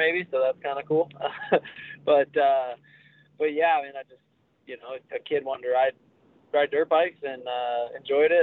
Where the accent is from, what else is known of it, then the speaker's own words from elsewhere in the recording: Midwest, United States; born and raised in the Midwest like me